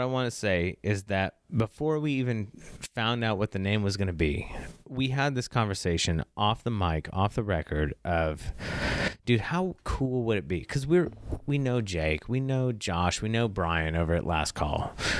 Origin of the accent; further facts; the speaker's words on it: Ireland; a non-binary, non-binary black female, and Ed is a dominant Swiss male, even though he's Dutch and I'm Irish.